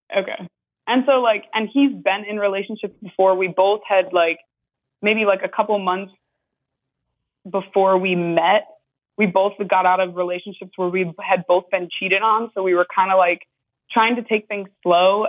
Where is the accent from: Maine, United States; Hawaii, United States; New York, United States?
New York, United States; now in Florida, United States; I'm from New York, but we both live in Florida